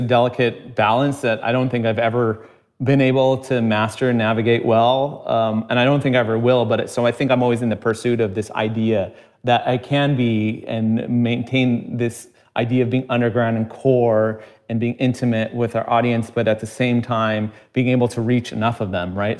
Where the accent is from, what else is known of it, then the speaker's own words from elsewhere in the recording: United States; growing up in America